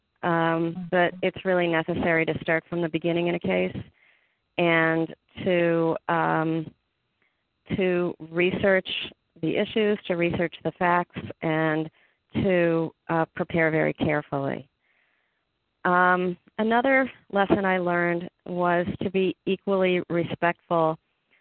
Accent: Cleveland, Ohio, United States; I'm originally from Cleveland, Ohio

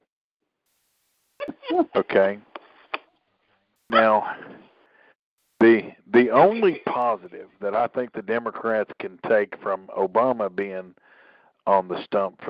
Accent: Tennessee, United States; My home state of Tennessee

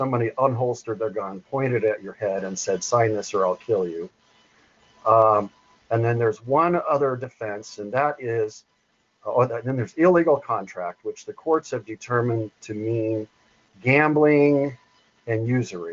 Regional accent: Butte County, California, United States; I'm from the Butte County, California area. I just got burned out in the Paradise campfire here a few months ago

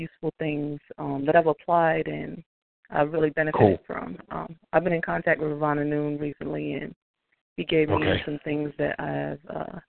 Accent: United States; I mean, I grew up on Indian reservation. Being mixed

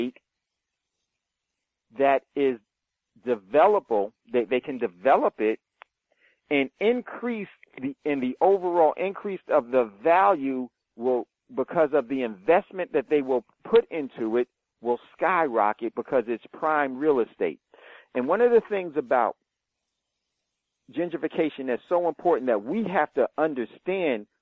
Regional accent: Hackensack, New Jersey, United States; I grew up in Hackensack

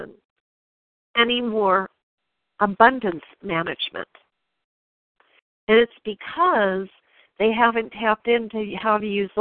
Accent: New York, United States; I'm from New York

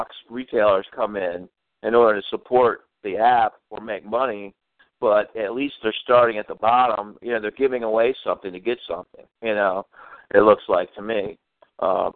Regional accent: Baltimore, Maryland, United States; my home state, Baltimore, Maryland

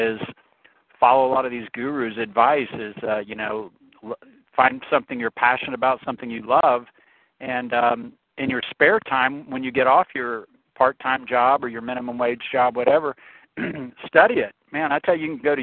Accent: the South, United States; also born or lived in Brazil; I'm from the South and we're more of a right-to-work state, so we don't have as many unions in the southern states

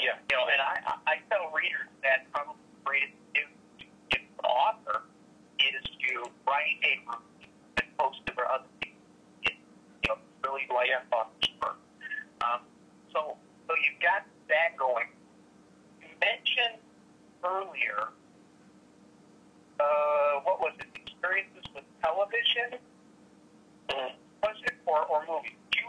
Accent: Illinois, United States; I speak UK English, American English, and then what I grew up with outside of Chicago, Hispanic.

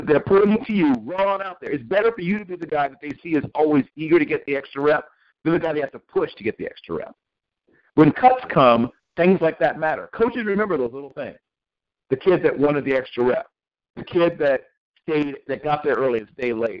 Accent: Norfolk, Virginia, United States; I grew up in Norfolk and Virginia Beach

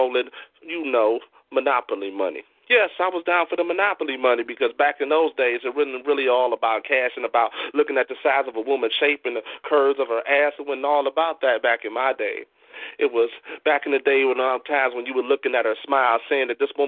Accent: Midwest, United States; because I'm from the Midwest, but my southern roots ran deep.

